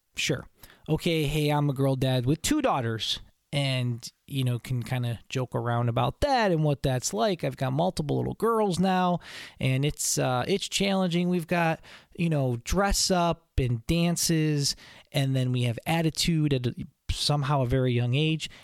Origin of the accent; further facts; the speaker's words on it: Buffalo, New York, United States; now in Syracuse, United States; where I grew up in Buffalo